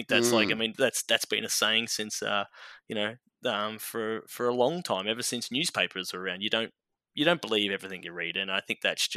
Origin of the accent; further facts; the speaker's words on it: Melbourne, Victoria, Australia; moved away as an adult; also born or lived in Canberra; now in United States; So I grew up in Melbourne